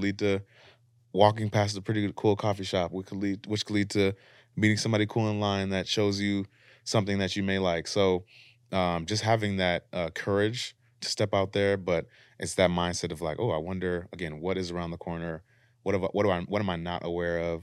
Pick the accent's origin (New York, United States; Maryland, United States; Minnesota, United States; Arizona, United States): Minnesota, United States; Minneapolis; moved away as an adult; now in Los Angeles, United States; we're from Minneapolis, and sometimes we talk to our folks back home